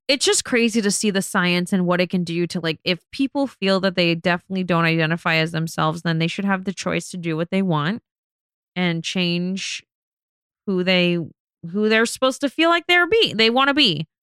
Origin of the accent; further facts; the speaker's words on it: Las Vegas, Nevada, United States; I'm from Vegas. I'm born and raised, but we live in Vegas